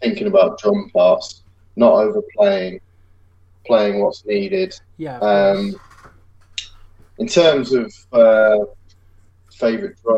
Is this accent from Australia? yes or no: no; England, United Kingdom; England's a kind of strange country in terms of like European geography